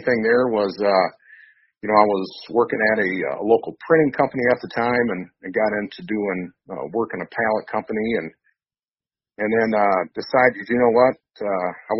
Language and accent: English; Grand Rapids, Michigan, United States; I was, born and raised in the Grand Rapids, Michigan area, and, still live and hunt in this area